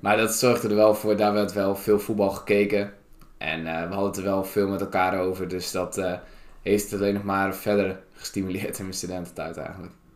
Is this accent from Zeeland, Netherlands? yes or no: no; Staphorst, Overijssel, Netherlands; moved away as an adult; now in Groningen, Netherlands; Ik kom uit uh, Staphorst